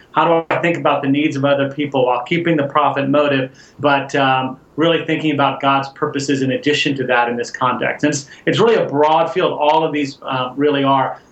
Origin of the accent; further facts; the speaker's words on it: Houston, Texas, United States; moved away as an adult; I grew up in Houston, Texas